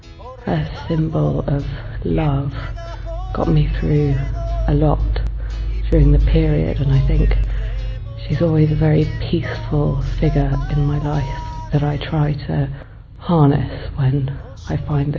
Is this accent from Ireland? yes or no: yes; Ireland; now in London, United Kingdom; I'm 32, I'm originally from Ireland but live in London.